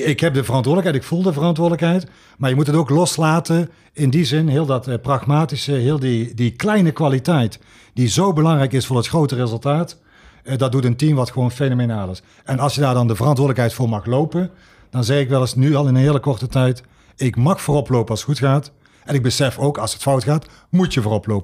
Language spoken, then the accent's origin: Dutch; Sittard, Limburg, Netherlands; moved away; also born or lived in Tilburg; ik kom niet uit Tilburg, eh, eh, maar ik kom uit Sittard